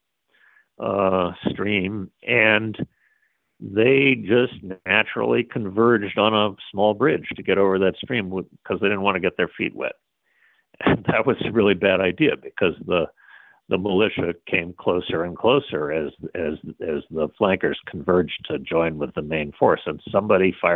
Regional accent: Massachusetts, United States; my home state

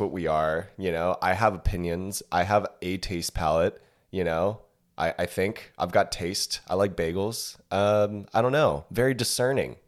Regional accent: California, United States; now in Austin, United States; I'm from California originally

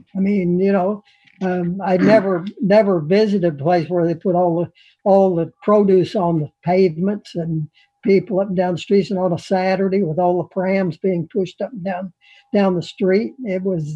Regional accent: Kentucky, United States; moved away as an adult; now in Dunoon, United Kingdom; I came from Kentucky

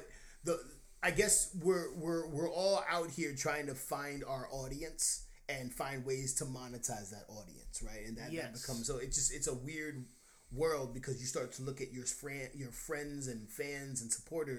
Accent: New York, United States; I'm from

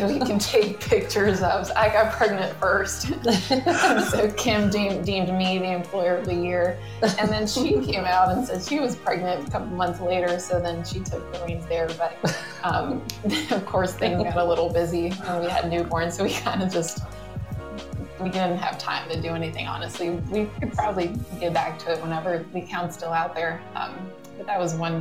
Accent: Miami, Florida, United States; I was born and raised in Miami, the daughter of a Cuban Lebanese father and a Russian mother.

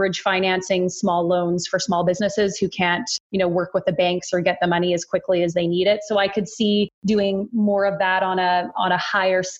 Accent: Wetaskiwin, Alberta, Canada; also born or lived in Edmonton; now in Calgary, Canada; I grew up in a small town in central rural Alberta called Wetaskiwin

